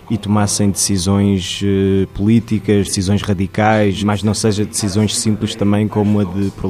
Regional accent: Songo, Tete, Mozambique; born there; Nasci em Moçambique, na Vila do Songo, e a esta vila pertence a barragem de Coarabaça, que começou a ser construída em 1969 pelo Estado português.

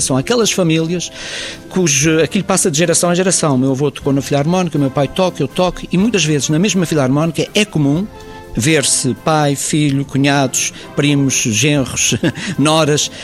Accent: Azores, Portugal; nós temos aqui nos Açores as filarmónicas

